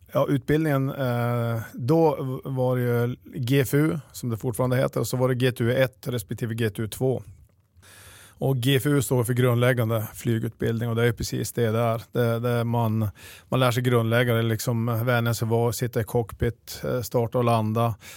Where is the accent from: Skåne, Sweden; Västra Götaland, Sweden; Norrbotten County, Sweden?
Norrbotten County, Sweden; Piteå; also born or lived in Luleå; Jag är född och uppvuxen i, i Piteå